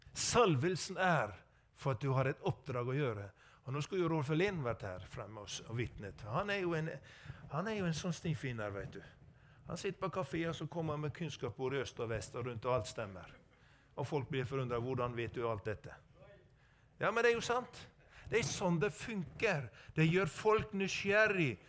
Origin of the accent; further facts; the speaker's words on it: Sogn, Vestland, Norway; er født og oppvokst i Sogn